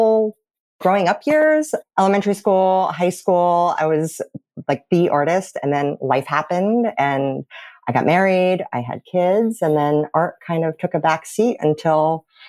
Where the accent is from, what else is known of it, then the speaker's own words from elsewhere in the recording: New Jersey, United States; Born and raised in New Jersey.